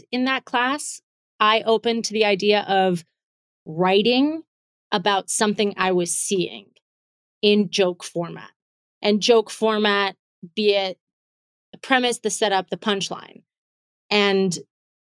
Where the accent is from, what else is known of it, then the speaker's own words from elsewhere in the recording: McKees Rocks, Pennsylvania, United States; moved away as an adult; also born or lived in California / Florida; now in Pittsburgh, United States; I was born in McKees Rocks, Pennsylvania